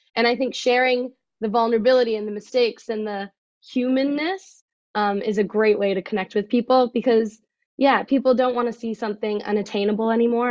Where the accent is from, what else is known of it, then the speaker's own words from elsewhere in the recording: Oxford, Ontario, Canada; I am from Oxford, Canada, so a little north